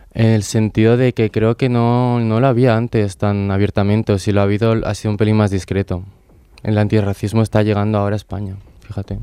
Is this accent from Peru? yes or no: no; Bolivia; now in Spain; tengo 20 años recién cumplidos y vengo de Bolivia.